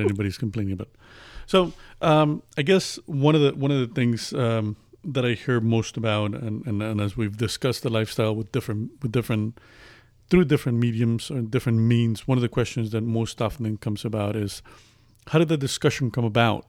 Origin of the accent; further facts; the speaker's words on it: Las Vegas, Nevada, United States; moved away as an adult; now in Midwest, United States; I'm originally from Las Vegas, uh, moved to the Midwest. I've lived there most of my life, moved to the Midwest about a year ago.